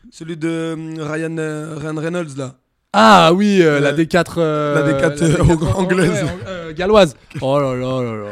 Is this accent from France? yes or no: no; Italy; moi je suis italien aussi.